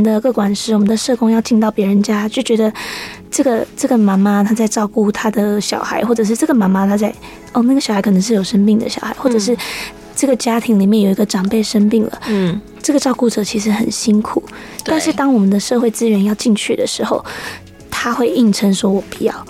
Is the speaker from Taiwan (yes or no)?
yes; Hsinchu, Taiwan; now in Taitung, Taiwan; 在新竹。